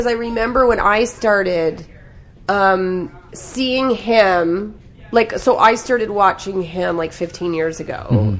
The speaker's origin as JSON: {"language": "English", "country": "Canada", "said": "I think part of the reason I don't have a Netflix special is because I'm Canadian."}